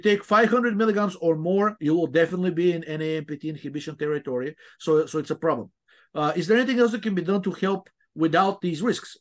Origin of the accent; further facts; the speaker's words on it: Bulgaria; moved away; I remember when I was growing up in, I'm originally from Bulgaria, it was still a communist country.